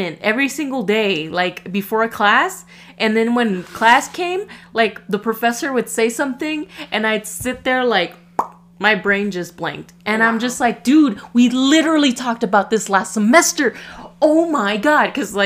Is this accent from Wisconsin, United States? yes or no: no; California, United States; we were all born here and we were born and raised in California